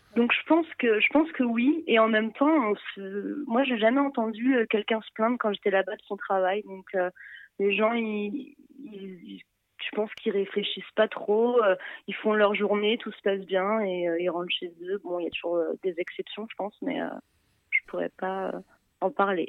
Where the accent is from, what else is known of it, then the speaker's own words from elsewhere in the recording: Paris, Île-de-France, France; also born or lived in Montreal; en tant que parisienne